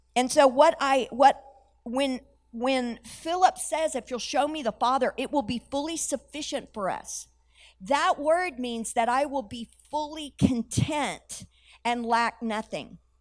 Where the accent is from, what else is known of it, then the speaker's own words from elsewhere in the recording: United States; I had an understanding as an American that Jesus was the Son of God.